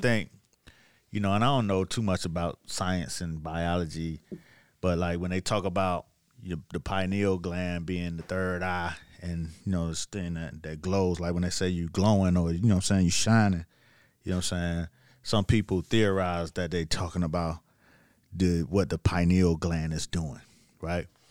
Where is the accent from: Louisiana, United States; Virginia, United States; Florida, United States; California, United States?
Florida, United States; Miami; moved away as an adult; also born or lived in New York; I'm from Miami now. Yeah, I'm, I'm only been in New York about two years now